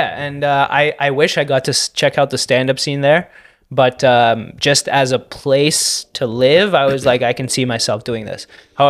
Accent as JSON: {"language": "English", "country": "Canada", "said": "I'm Canadian. I'm proud to be Canadian."}